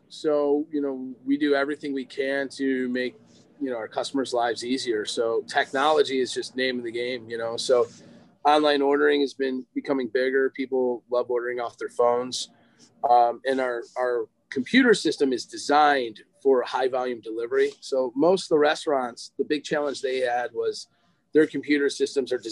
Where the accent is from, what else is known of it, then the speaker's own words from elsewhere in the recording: Lake Forest, Illinois, United States; I grew up in Lake Forest. So we, uh, when I got to Lake Forest High School, that's kind of when we met.